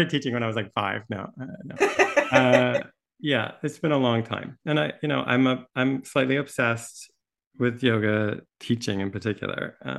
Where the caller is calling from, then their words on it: Santa Barbara, California, United States; My pronouns are he and him, and I'm joining you from Chumash Land, which is Santa Barbara, California.